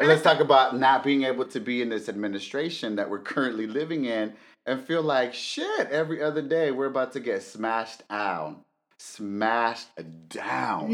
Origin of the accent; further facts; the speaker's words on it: Los Angeles, California, United States; as a brown, undocumented man growing up